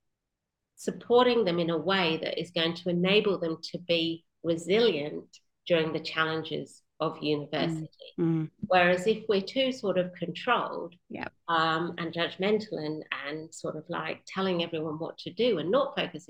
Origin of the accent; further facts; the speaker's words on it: Western Australia, Australia; finishing my home state of WA